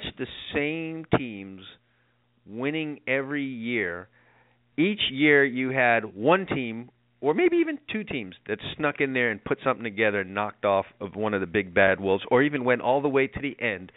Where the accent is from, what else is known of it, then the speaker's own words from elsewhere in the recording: New York City, New York, United States; I'm a New Yorker